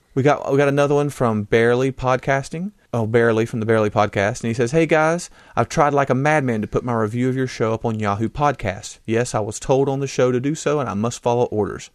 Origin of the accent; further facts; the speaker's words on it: United States; I am an American